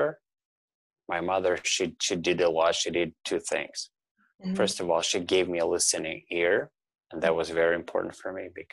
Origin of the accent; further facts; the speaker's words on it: Russia; now in Toronto, Canada; I now live in Toronto, Canada, but I'm originally from Russia